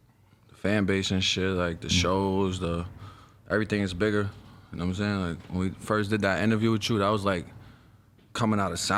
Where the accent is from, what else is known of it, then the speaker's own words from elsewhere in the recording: New York City, New York, United States; I'm from Spanish Harlem, East Side, El Barrio, Upper East Side, Stanley Isaac Projects. I've been there my whole life.